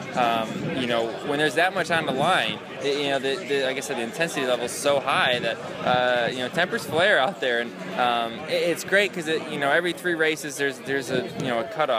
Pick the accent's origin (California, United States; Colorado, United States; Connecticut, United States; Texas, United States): Connecticut, United States; Middletown; I'm from Middletown, so right in the middle of the state